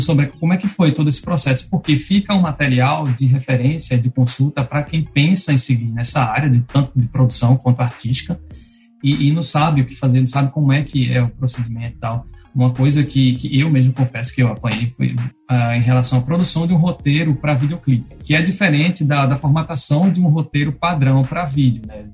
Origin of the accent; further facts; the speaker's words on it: Pernambuco, Brazil; also born or lived in Rio Grande do Norte; now in Natal, Brazil; eu não sou daqui do estado, eu sou de Pernambuco